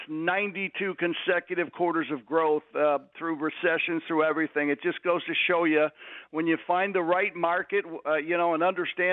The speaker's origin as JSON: {"language": "English", "town": "Pittsburgh", "region": "Pennsylvania", "country": "United States", "also_born_or_lived": "Philadelphia / Michigan / Detroit", "moved": "yes", "said": "I'm from Pittsburgh"}